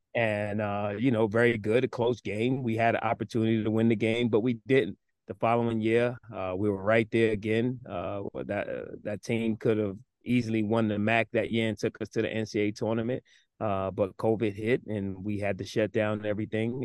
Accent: New York, United States; moved away as an adult; also born or lived in South Carolina; now in Philadelphia, United States; I was born in New York, but kinda raised a little bit in South Carolina at a young age. So when I came up to start school in New York

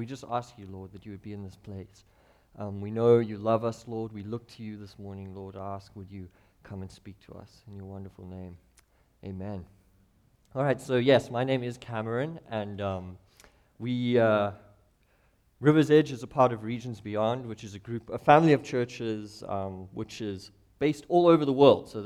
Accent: Clarens, Free State, South Africa; moved away as an adult; also born or lived in Cape Town, South Africa; now in Missoula, United States; I grew up in South Africa. We lived in the kind of central part of South Africa on the border of a nation called Lesotho

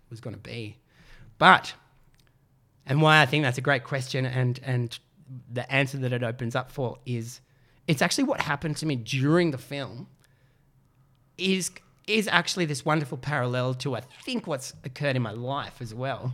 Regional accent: Canberra, Australian Capital Territory, Australia; moved away; also born or lived in Melbourne; I grew up in Canberra.

